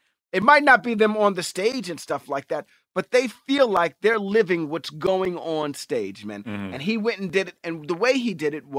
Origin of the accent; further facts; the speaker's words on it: New York City, New York, United States; And I grew up in Times Square. That's my actual neighborhood is Times Square, where I grew up.